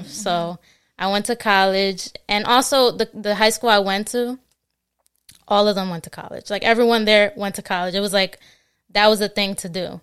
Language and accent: English; New Jersey, United States; also born or lived in Queens, New York; I mostly grew up um, in Jersey, but I was born in New York. Okay. Uh, born in Queens, New York, and then I moved to Jersey when I was like five